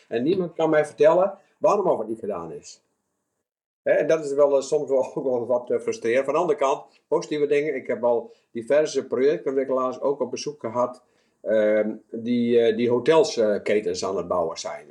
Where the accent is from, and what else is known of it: Netherlands